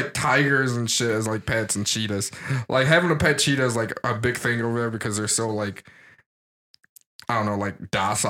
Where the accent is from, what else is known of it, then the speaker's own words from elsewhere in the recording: United States; I am the most like American one on this show.